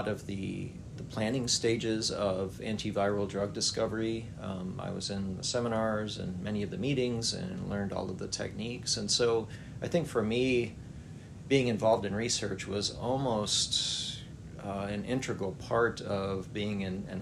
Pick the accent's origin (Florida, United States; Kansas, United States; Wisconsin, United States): Wisconsin, United States; moved away as an adult; also born or lived in South Carolina / Texas / Pennsylvania; now in Alabama, United States; I grew up in Wisconsin and attended Clemson University as an undergraduate.